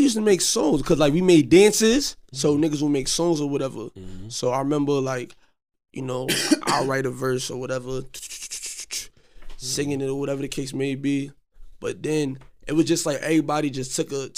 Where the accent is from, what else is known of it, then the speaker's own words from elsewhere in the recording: New York City, New York, United States; I'm from Coney Island